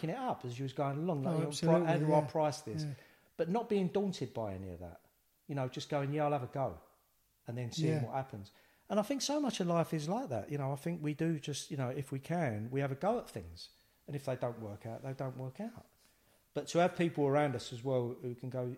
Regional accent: London, United Kingdom; accent: East End; we've both got an East End accent

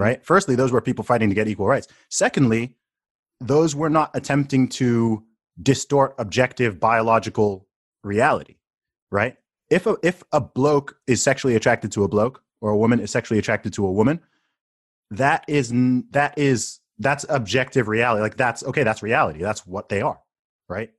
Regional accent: Saudi Arabia; now in United Kingdom; I grew up in Saudi Arabia

